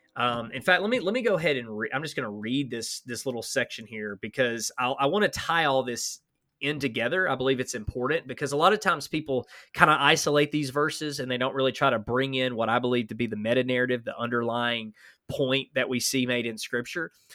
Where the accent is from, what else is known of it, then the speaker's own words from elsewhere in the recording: Huntsville, Alabama, United States; I'm from Alabama